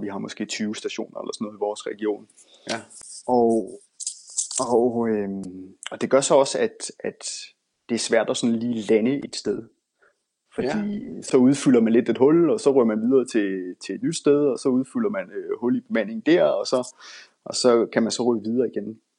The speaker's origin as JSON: {"language": "Danish", "country": "Denmark", "moved": "as an adult", "lives_now": "Bergen, Norway", "said": "jeg er den eneste dansker, der kører her"}